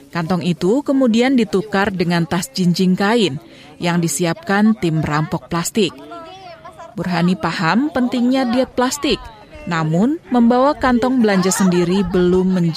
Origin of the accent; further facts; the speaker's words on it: Jakarta, Indonesia; Dari Jakarta.